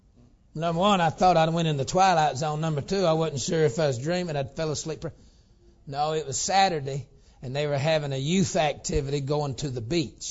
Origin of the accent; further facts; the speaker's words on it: the South, United States; I'm from the South